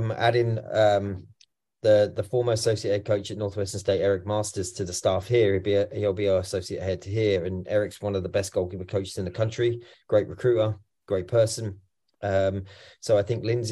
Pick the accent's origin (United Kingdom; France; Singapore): United Kingdom; England; accent: English; now in Troy, United States; obviously I'm English